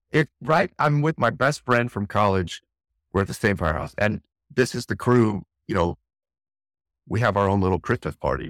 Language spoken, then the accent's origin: English; Santa Clarita, California, United States; moved away as an adult; now in San Diego, United States; Santa Clarita by Magic Mountain, north of L A, about a about an hour north of downtown city, I lived in L A County